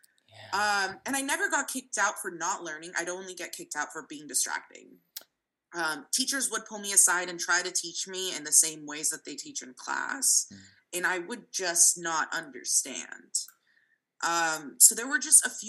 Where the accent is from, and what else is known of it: San Francisco, California, United States; born or raised there; first language Russian; English is a second language